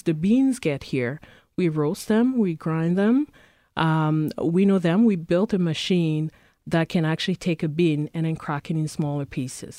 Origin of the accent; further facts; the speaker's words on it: Cameroon; also born or lived in Prince Edward Island, Canada; now in Winnipeg, Canada; I'm originally from Cameroon, but I grew up, I've been in Canada for the past, uh, twenty years